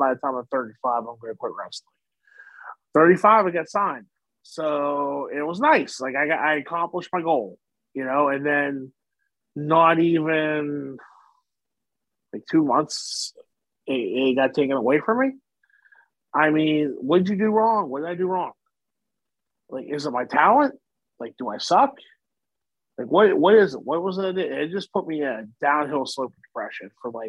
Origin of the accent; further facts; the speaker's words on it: Wheeling, West Virginia, United States; Wheeling, West Virginia, my hometown